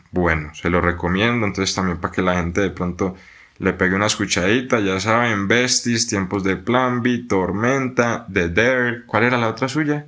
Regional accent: Buga, Valle del Cauca, Colombia; yo soy de Buga, Buga es una ciudad muy pequeña

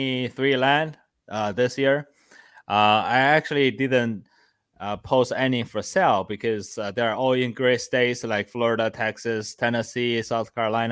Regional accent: China; moved away; And so I came from China about 11 years ago. I instantly became homeless after that.

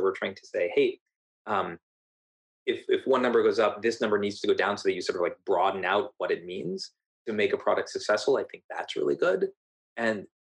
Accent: Silicon Valley, California, United States; Growing up in Silicon Valley, growing up with my father

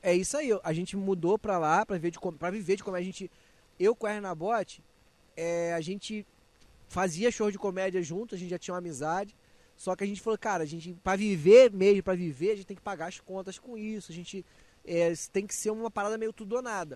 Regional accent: Nilópolis, Rio de Janeiro, Brazil; moved away as an adult; now in Rio de Janeiro, Brazil; eu sou carioca, eu nasci no Rio, só que fui criado na Baixada. Então, assim, eu sou lá de Nilópolis, vivi a infância, a infância, a juventude toda

